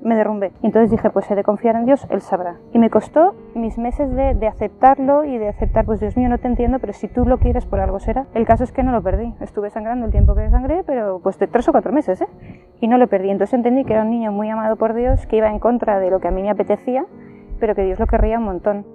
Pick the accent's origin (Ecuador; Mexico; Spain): Spain; Valencia, Valencian Community; soy de Valencia, tengo 42 años